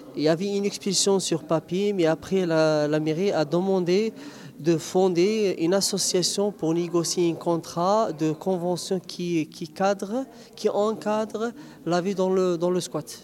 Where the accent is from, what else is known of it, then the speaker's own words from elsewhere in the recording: Algeria; moved away as an adult; now in Grenoble, France; je viens de l'Algérie